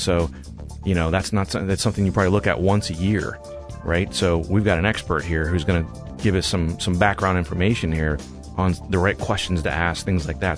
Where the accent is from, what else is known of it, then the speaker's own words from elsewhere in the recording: Eastern Ohio, United States; moved away as an adult; now in Columbus, United States; I was born and raised in Eastern Ohio